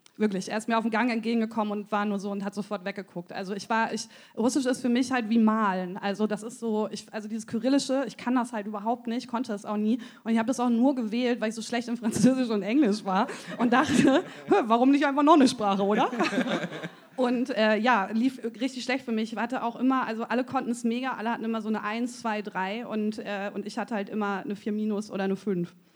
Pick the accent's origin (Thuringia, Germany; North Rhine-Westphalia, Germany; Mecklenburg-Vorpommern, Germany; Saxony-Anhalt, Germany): North Rhine-Westphalia, Germany; Münsterland; ich komm aus, dem, komm aus dem Münsterland